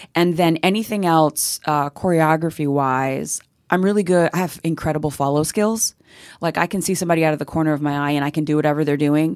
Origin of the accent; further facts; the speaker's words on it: Central Florida, United States; also born or lived in South Bronx, New York; I moved down to, uh, Central Florida